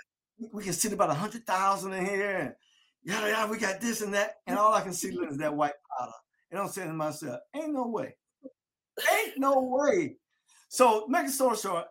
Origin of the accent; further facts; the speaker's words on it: Delray Beach, Florida, United States; as a kid growing up in Delray. We don't need no jackets in Delray